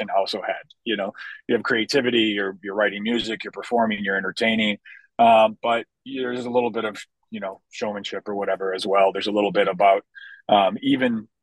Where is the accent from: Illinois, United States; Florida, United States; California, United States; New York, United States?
Illinois, United States; Chicago; my hometown of Chicago